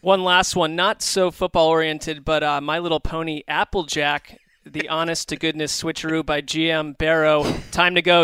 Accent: East Coast, United States; I grew up on the East Coast

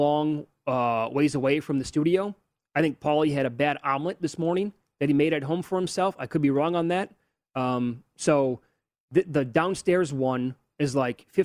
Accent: Big Ten country, Midwest, United States; I'm from Big Ten country

